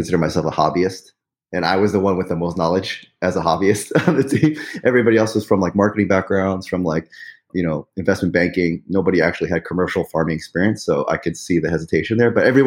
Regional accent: New York City, New York, United States; moved away as an adult; also born or lived in Pittsburgh, Pennsylvania; now in northern New Jersey, United States; I grew up in Forest Hills, New York.

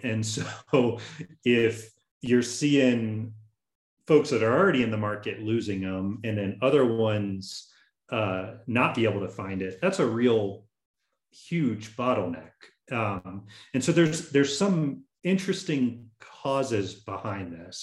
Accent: Tallahassee, Florida, United States; I'm originally from Tallahassee, Florida

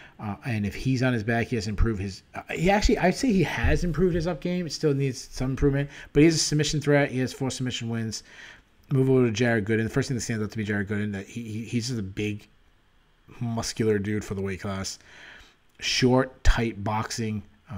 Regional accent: Pawtucket, Rhode Island, United States; my hometown in Pawtucket, Rhode Island, where I work.

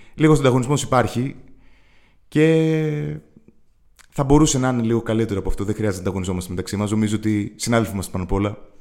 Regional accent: Athens, Attica, Greece; moved away as an adult; now in Thessaloniki, Greece; είμαι, από την Αθήνα, έχω μεγαλώσει στην Αθήνα, είναι η πόλη μου

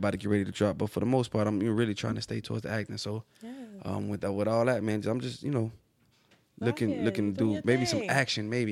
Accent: Florida, United States; now in Atlanta, United States; I'm originally from Florida, but I live in Atlanta.

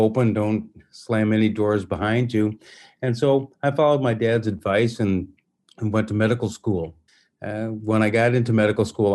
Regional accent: Minnesota and Wisconsin, Midwest, United States; accent: Minnesota; now in Liberia; I'm originally from the Midwest. I grew up in Minnesota and Wisconsin. I was born in Minneapolis.

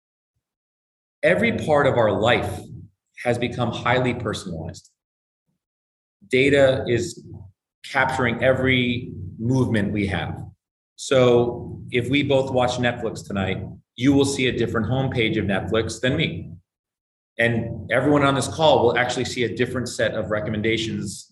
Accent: Bethesda, Maryland, United States; I grew up in Bethesda, Maryland

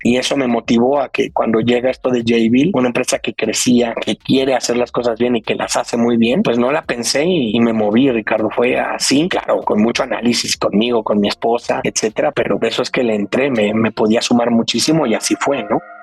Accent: Mexico; also born or lived in Brazil / Colombia / New Jersey

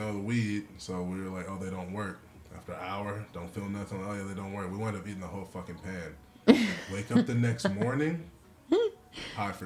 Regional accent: California, United States; I'm a Californian.

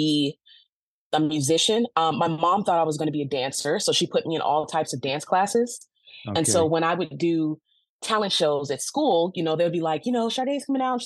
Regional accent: Los Angeles, California, United States; Growing up in Los Angeles

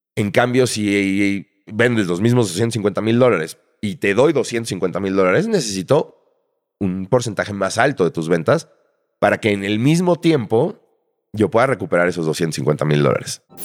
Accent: Mexico City, Mexico; nací en la Ciudad de México en 1980

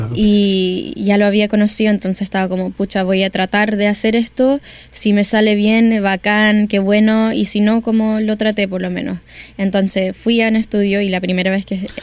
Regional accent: New York, United States; now in Chile; siempre me crecí en Nueva York

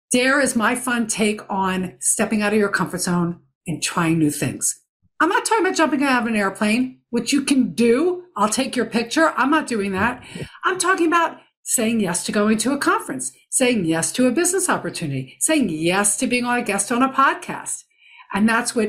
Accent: Philadelphia, Pennsylvania, United States; I'm from the Philadelphia area

